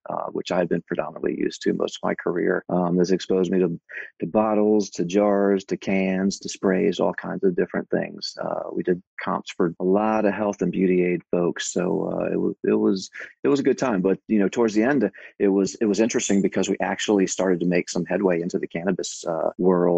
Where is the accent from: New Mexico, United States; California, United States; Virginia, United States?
Virginia, United States; outside Charlottesville; I was born and raised in Virginia in the mountains outside of Charlottesville